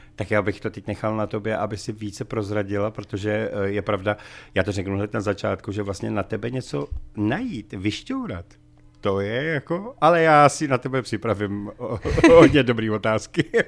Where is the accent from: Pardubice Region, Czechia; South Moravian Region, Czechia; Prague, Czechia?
Prague, Czechia; já jsem sice Pražák